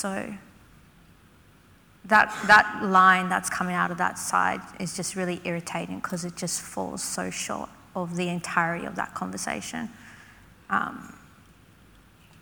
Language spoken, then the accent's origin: English; Canberra, Australian Capital Territory, Australia; I'm a Ngambrinonal Wiradjuri woman. I'm from Canberra